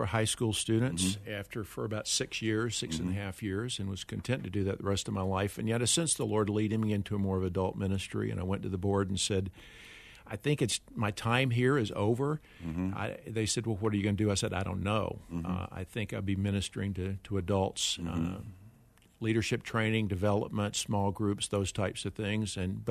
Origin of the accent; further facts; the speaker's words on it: North Carolina, United States; I went to a small Christian liberal arts college, Bryan College, in mm-hmm. Dayton, Tennessee.